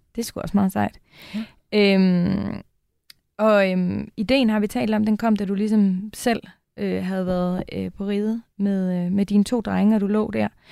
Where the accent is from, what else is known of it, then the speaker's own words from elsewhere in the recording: North Jutland, North Denmark Region, Denmark; now in Copenhagen, Denmark; I virkeligheden er jeg jo nordjyde, hmm. udstationeret øh, i hovedstaden.